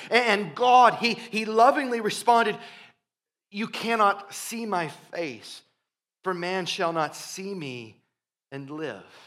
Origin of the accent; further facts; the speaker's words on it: Iowa, United States; growing up in Iowa, we would occasionally have, uh, B fifty twos flying overhead